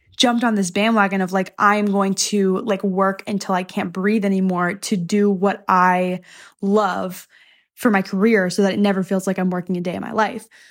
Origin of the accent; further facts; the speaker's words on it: the South, United States; I'm from the South